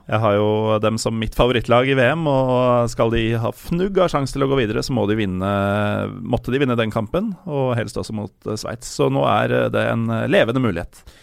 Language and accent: Norwegian; Norway; jeg er norsk, jeg. Jeg er herfra, og foreldra mine er herfra